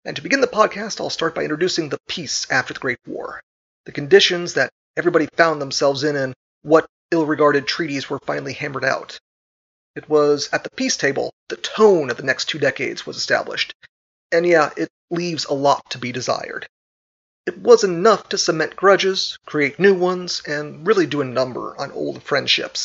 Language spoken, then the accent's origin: English; United States; My home country